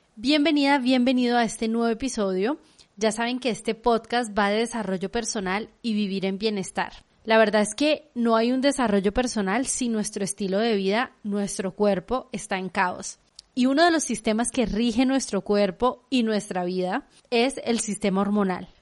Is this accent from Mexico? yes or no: yes; Guadalajara, Jalisco, Mexico; moved away; yo crecí en Guadalajara